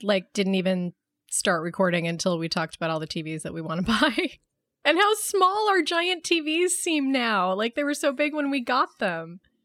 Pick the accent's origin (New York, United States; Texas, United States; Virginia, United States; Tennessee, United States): New York, United States; Buffalo; growing up in Buffalo, when it was freezing cold every Halloween